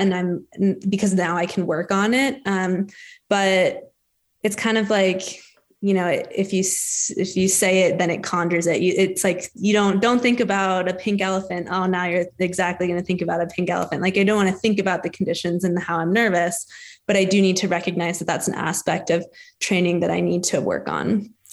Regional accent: Denver, Colorado, United States; also born or lived in Steamboat Springs, Colorado; I grew up in Denver, Colorado.

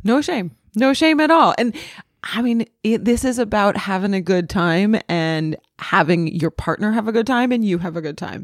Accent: New England, United States; now in Los Angeles, United States; I grew up in New England.

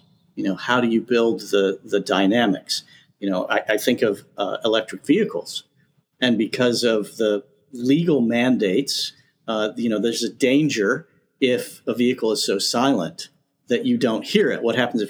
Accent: the South, United States; I'm from the South.

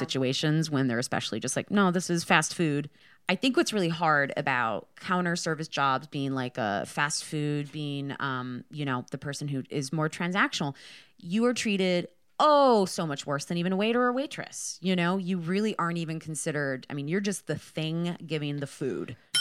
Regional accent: Michigan, United States; I'm from Michigan

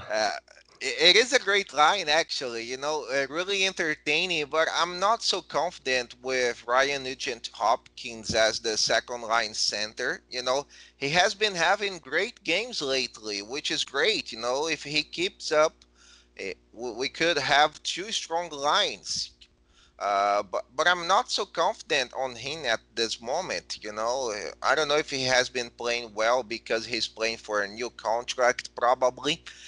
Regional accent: Brazil; since I came back to Brazil

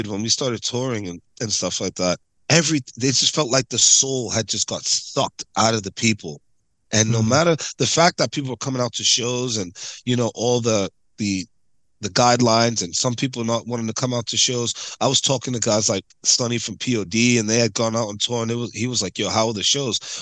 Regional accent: New York City, New York, United States; also born or lived in Jamaica (ancestry); New York City kids like myself, like tri-state area kids, we grew up on El Nino.

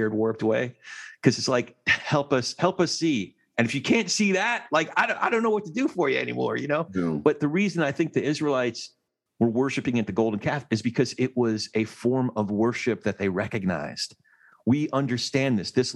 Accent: New Jersey, United States; I'm from Jersey

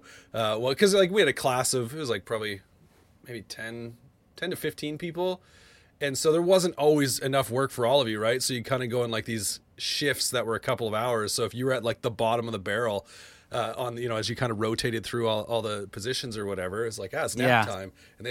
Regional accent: Alberta, Canada; Cause I grew up actually just outside Calgary, not originally from Edmonton

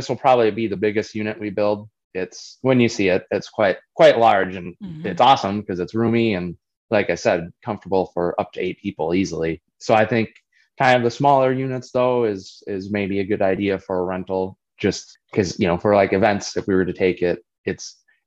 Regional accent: Prescott, Wisconsin, United States; I grew up basically 3 miles north of Prescott, the St. Croix Trail. So that's our family farm

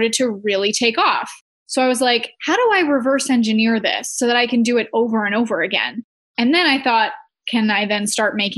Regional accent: Canada; I'm from Canada

